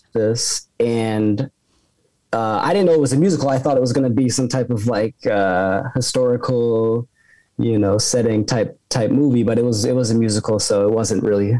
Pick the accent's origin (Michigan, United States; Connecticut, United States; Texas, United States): Connecticut, United States; Danbury; I grew up in Danbury, Connecticut